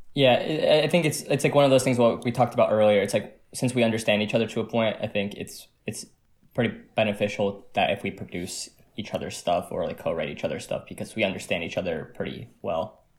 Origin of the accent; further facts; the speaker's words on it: New Jersey, United States; I'm from New Jersey, and me and Danny from New Jersey